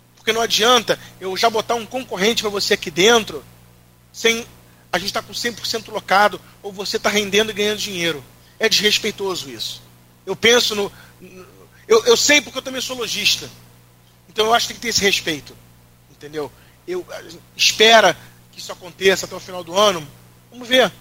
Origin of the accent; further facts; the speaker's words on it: Rio de Janeiro, Brazil; eu sou do Rio